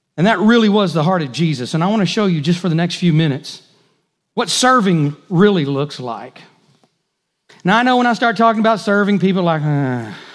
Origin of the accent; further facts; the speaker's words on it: United States; As good American Christians